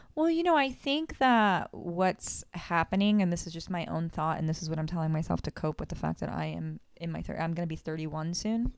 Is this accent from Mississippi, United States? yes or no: no; South Florida, United States; born and raised in Florida, South Florida